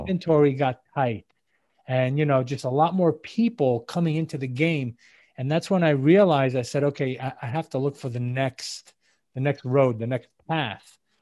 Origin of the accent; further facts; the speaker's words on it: New York City, New York, United States; moved away as an adult; also born or lived in Israel; now in South Florida, United States; I'm originally from New York City. Uh, I live now in South Florida